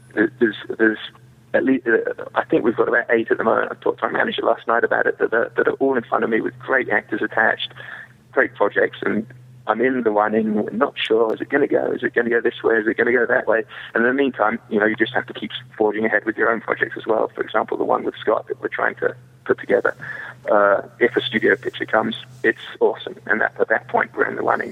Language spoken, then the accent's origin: English; England, United Kingdom; now in United States; I'm an English boy that played cowboys and came to America